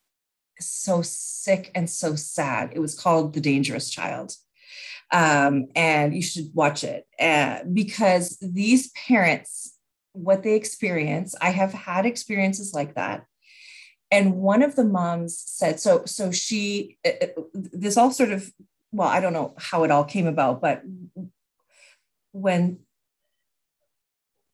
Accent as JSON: {"language": "English", "region": "British Columbia", "country": "Canada", "said": "as a Canadian"}